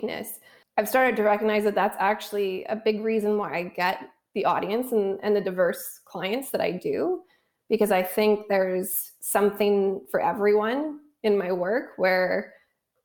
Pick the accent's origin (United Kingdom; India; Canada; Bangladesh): Canada; moved away as an adult; also born or lived in Vancouver, Canada; now in Los Angeles, United States; So being Canadian and having lived in Vancouver for the last 12 years, and then I moved to LA 2 years ago